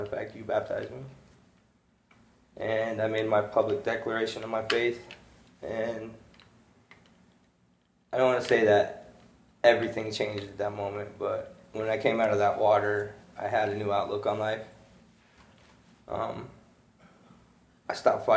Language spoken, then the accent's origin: English; Casper, Wyoming, United States; I grew up in Casper, Wyoming